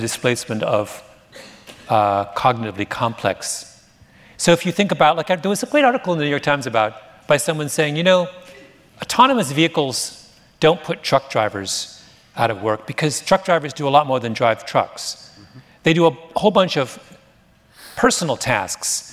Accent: Canada; moved away; I'm Canadian

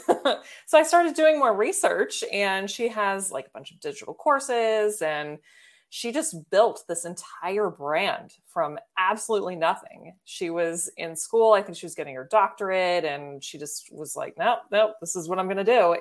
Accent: Baltimore, Maryland, United States; I'm from Baltimore

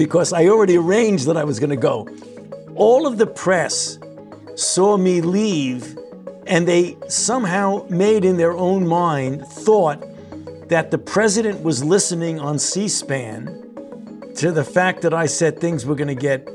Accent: New York City, New York, United States; I was born and raised in New York, and I did all of my medical training at the New York Hospital, Cornell Medical Center. I know New York City

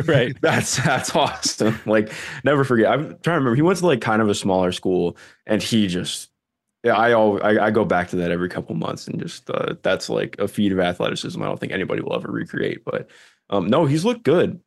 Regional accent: Cleveland, Ohio, United States; I grew up in Cleveland. Uh, still live in Cleveland right now.

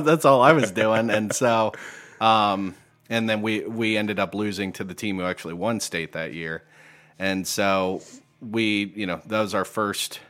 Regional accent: New Bremen, Ohio, United States; moved away as an adult; also born or lived in Bowling Green, Ohio; now in Perrysburg, United States; I grew up in New Bremen, Ohio

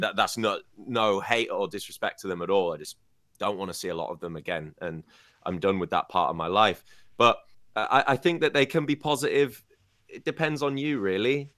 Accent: Scarborough, Yorkshire and the Humber, United Kingdom; now in Beijing, China; I'm from Scarborough, a small seaside town in the U K.

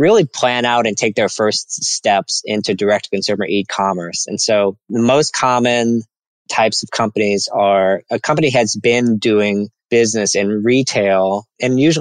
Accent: New Orleans, Louisiana, United States; moved away as an adult; also born or lived in Nashville, Tennessee; I grew up in New Orleans, Louisiana. So I'm from the South.

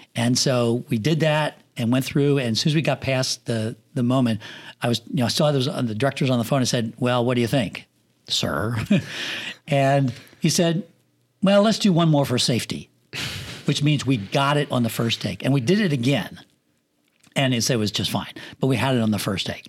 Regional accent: Pennsylvania, United States; moved away as an adult; also born or lived in Los Angeles; now in Florida, United States; I grew up in Pennsylvania in the country where I didn't have a house across the street from me.

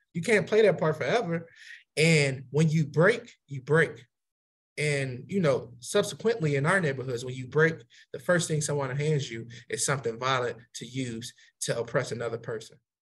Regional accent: Chicago, Illinois, United States; moved away as an adult; now in Baltimore, United States; growing up in Chicago

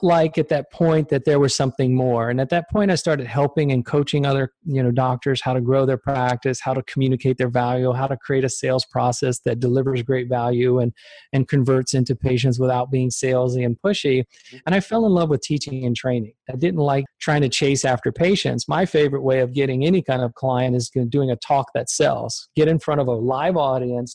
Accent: Richmond, Virginia, United States; also born or lived in Germany; I was born in Germany. We moved over to the United States when I was about 6 months old. My dad worked for a German company as an engineer and transplanted over to the States at a very early age. And grew up in Richmond, Virginia

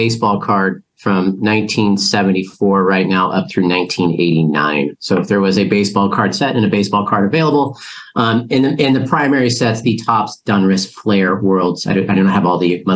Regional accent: Grass Valley, California, United States; also born or lived in Bay Area, California; I grew up in Grass Valley, California

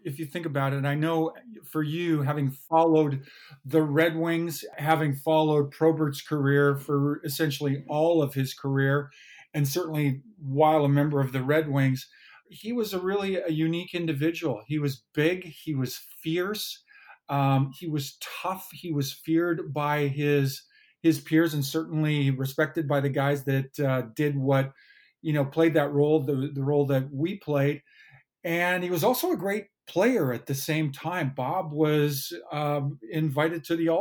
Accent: Kamloops, British Columbia, Canada; as a young boy growing up in Kamloops, British Columbia.

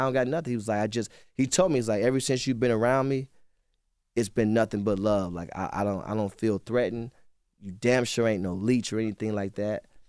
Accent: Cleveland, Ohio, United States; I'm from Cleveland

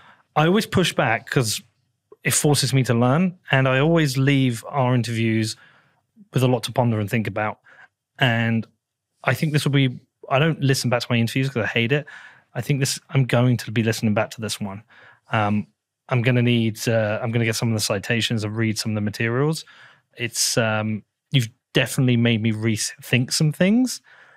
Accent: Bedford, East of England, United Kingdom; I filmed part of it in my hometown of Bedford and also in Harlow.

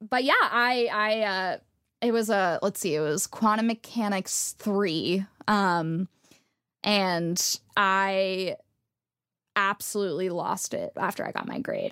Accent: Texas, United States; moved away; I grew up in Texas where a lot of people, um, didn't trust scientists.

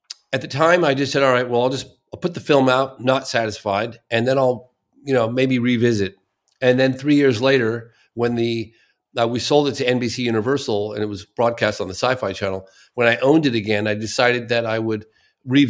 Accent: Exeter, South West England, United Kingdom; moved away; I was born in Exeter.

